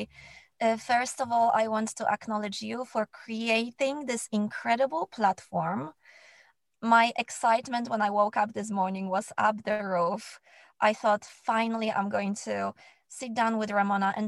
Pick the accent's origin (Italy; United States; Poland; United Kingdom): Poland; moved away; I grew up in Poland